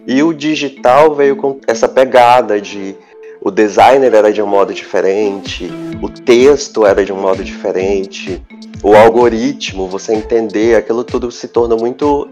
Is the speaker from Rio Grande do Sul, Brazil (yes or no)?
no; Porto Velho, Rondônia, Brazil; also born or lived in Lábrea, Amazonas / Manaus, Amazonas; aos nove anos de idade, que eu, meu pai e minha mãe saímos de Manaus e viemos para Porto Velho